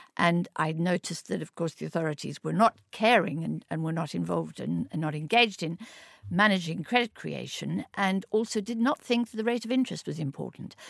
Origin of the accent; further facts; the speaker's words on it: Orange Free State, South Africa; moved away as an adult; I was born in South Africa. I grew up in very humble circumstances in the Orange Free State in South Africa